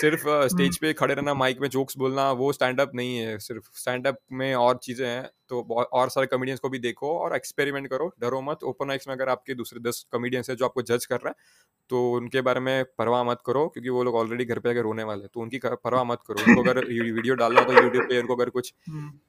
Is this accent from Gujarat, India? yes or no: yes; Saurashtra, Gujarat, India; now in Surat, India; मैं सौराष्ट्र से हूँ